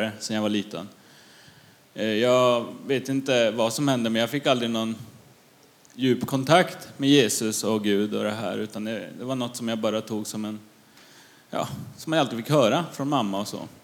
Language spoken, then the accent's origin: Swedish; Luleå, Norrbotten County, Sweden; now in Gamleby, Sweden; Jag är uppvuxen i Luleå